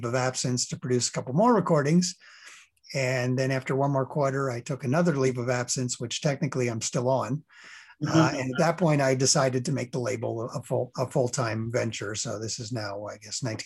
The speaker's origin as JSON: {"language": "English", "region": "New York", "country": "United States", "tie": "born or raised there", "moved": "as an adult", "lives_now": "Chicago, United States", "said": "Growing up in New York"}